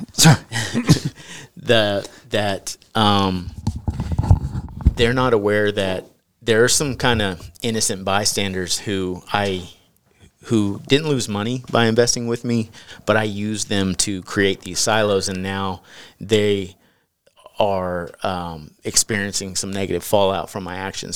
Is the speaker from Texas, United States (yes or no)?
yes; East Texas, United States; I grew up in East Texas